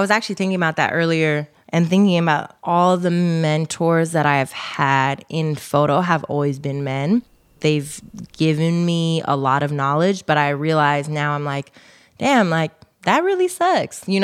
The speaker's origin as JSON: {"language": "English", "town": "Oakland", "region": "California", "country": "United States", "said": "Uh, I love it because I'm from Oakland and like people hyping is just like part of the culture, right?"}